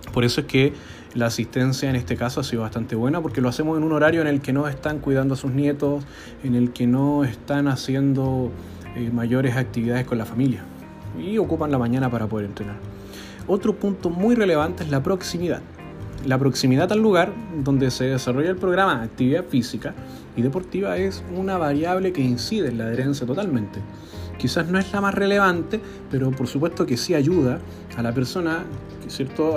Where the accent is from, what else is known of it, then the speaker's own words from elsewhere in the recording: Chile; Nosotros sabemos como chilenos